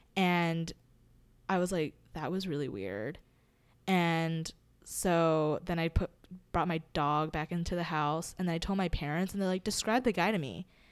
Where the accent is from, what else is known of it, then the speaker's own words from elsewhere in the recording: Hawaii, United States; growing up in Hawaii